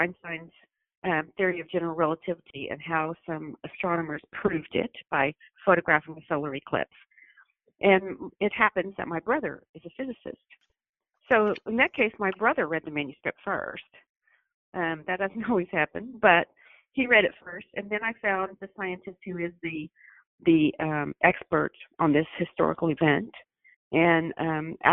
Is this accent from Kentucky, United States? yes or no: no; Arkansas, United States; I'm from Arkansas